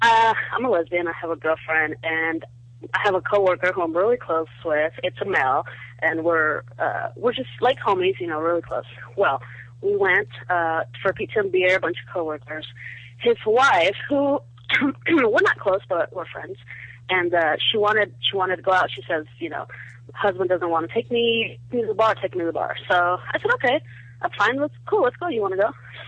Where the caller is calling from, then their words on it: Southern California, United States; I'm calling from Southern California.